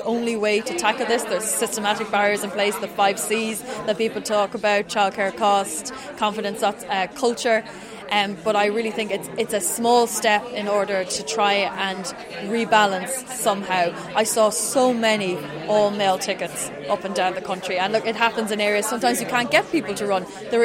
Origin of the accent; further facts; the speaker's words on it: Drogheda, Leinster, Ireland; I'm from Drogheda, County Meath